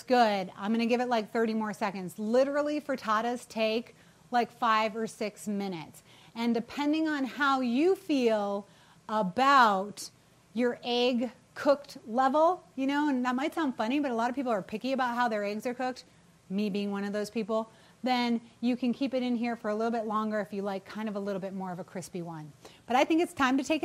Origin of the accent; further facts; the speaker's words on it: New England, United States; I'm from New England. I have to say wicked every once in a while